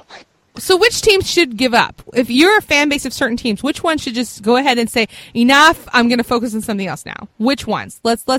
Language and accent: English; Virginia, United States; my hometown in Virginia.